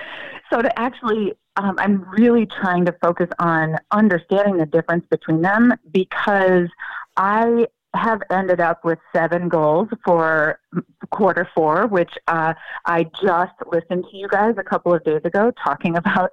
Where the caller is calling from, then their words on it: Raleigh, North Carolina, United States; Raleigh, North Carolina.